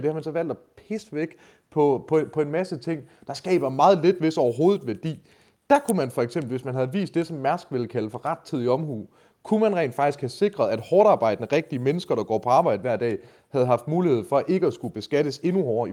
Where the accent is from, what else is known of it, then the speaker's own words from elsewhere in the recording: Denmark; first language Danish; jeg er for jysk